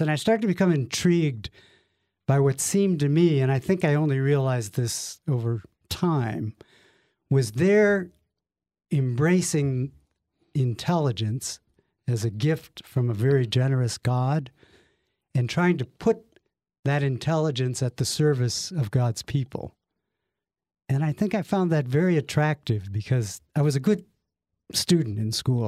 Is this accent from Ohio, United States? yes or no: yes; Lakewood, Ohio, United States; We grew up in Lakewood, Ohio, which, for those of you who don't know it, is the lovely first suburb west of Cleveland